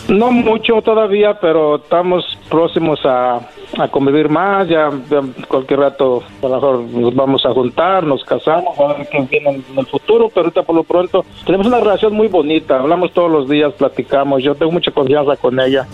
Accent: Mexico; yo soy de San Luis.

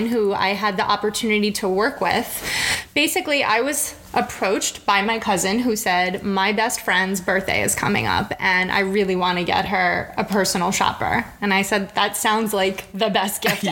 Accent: New York City, New York, United States; also born or lived in Manhattan; I was born and raised in Brooklyn.

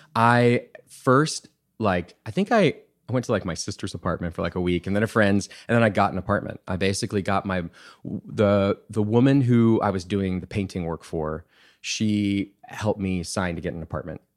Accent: Bee Cave, Texas, United States; also born or lived in Wimberley, Texas / Austin, Texas; we actually moved to Austin

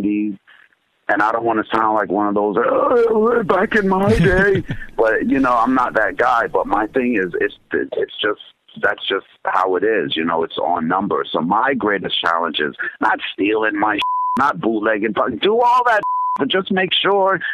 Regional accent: Jamaica; moved away; I'm from Jamaica and that's part of my thing where I came to the country.

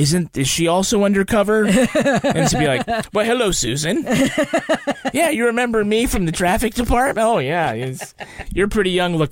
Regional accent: Ireland; as an Irishman

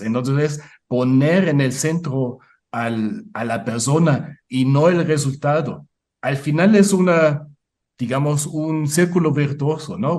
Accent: Munich, Bavaria, Germany; Spanish is a second language; moved away as an adult; now in Puebla, Mexico; Yo nací en el Múnich, en el sur de Alemania

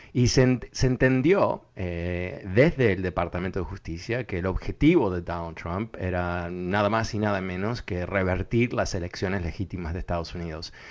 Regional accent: Uruguay; yo, nací en Uruguay

